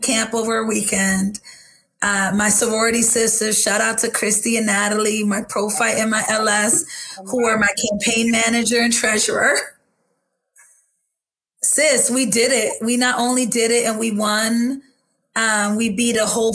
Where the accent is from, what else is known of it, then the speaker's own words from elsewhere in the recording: Boston, Massachusetts, United States; I used to tell people I was from Roxbury